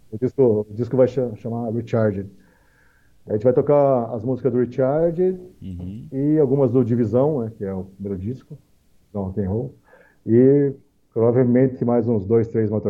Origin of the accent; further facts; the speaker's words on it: Brazil; E, inclusive, nós somos brasileiros para começar, né, cara?